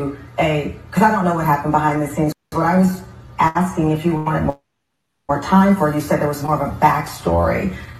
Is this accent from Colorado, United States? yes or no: no; Texas, United States; I am also from Texas.